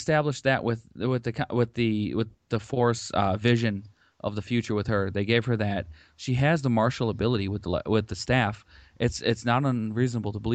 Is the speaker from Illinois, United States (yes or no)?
yes; Lombard, Illinois, United States; My hometown is Lombard